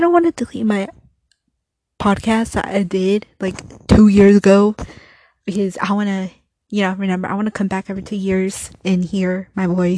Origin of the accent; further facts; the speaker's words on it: United States; I'm just a Mexican. My parents were born in Mexico. I was born here in the United States